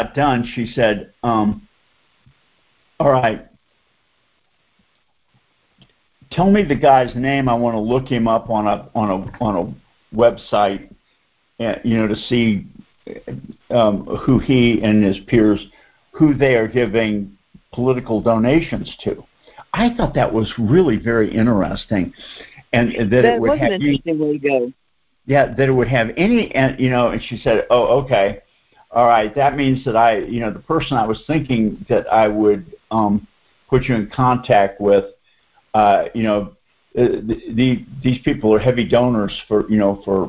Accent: Boston, Massachusetts, United States; now in Atlanta, United States; I grew up in Boston, so I'm a Celtics, Red Sox, Patriots, Bruins fan.

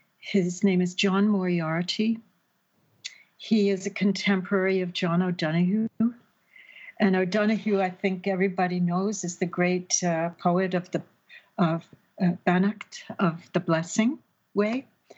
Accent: Paddington, London, United Kingdom; born there; I would be going back to my father's family who had emigrated to London, which is where I told you I was born. I was born in Paddington. That's where all the Irish people landed.

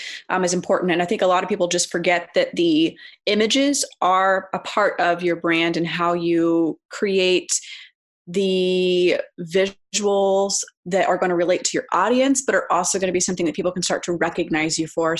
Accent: Texas, United States; now in Phoenix, United States; I'm originally actually from Texas, but I am based here in Phoenix, Arizona

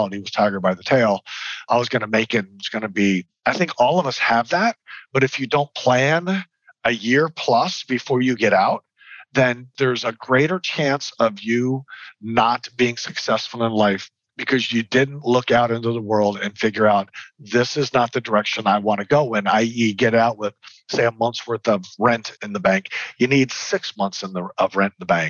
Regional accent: San Antonio, Texas, United States; also born or lived in Lufkin, Texas; I grew up in San Antonio, but my parents saw fit to move us to a little teeny tiny dry county called Lufkin, Texas

